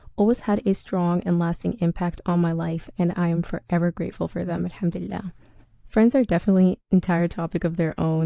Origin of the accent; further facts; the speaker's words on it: Canada; also born or lived in Ethiopia; I was born in Ethiopia, but spent my entire life in Canada